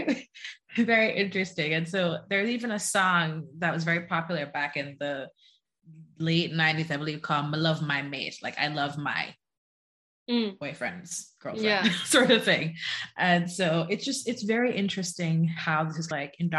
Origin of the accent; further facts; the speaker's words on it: Jamaica; now in United States; I was born and raised in Jamaica